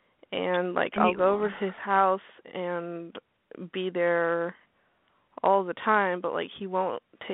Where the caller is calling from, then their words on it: Arkansas, United States; I'm 18. And I'm calling from Arkansas.